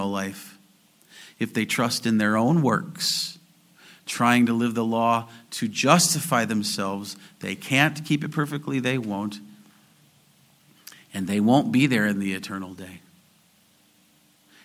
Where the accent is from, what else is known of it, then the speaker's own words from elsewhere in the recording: California, United States; being Californian